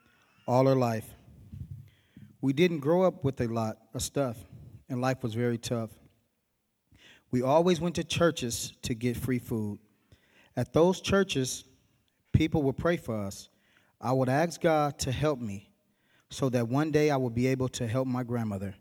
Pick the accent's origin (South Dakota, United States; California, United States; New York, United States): California, United States; Berkeley; I grew up in Berkeley